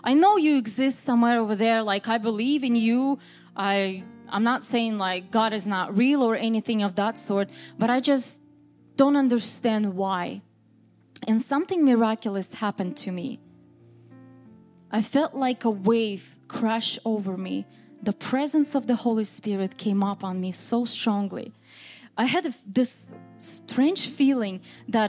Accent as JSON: {"language": "English", "region": "Moscow", "country": "Russia", "tie": "born or raised there", "also_born_or_lived": "Vancouver, Washington, United States", "second_language": "English", "moved": "as an adult", "lives_now": "United States", "said": "I was born in Moscow, Russia, and my parents, they were pastors. I'm a PK, raised and born on a church pew"}